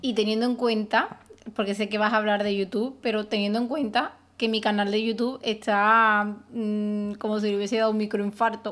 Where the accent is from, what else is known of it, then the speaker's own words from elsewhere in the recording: Spain; los españoles eh, nos hemos apropiado